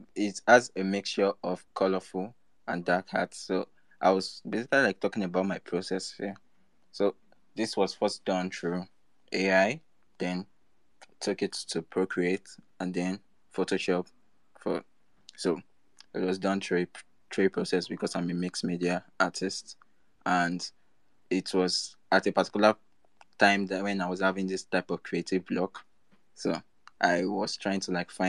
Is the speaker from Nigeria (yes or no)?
yes; Nigeria; I'm from Nigeria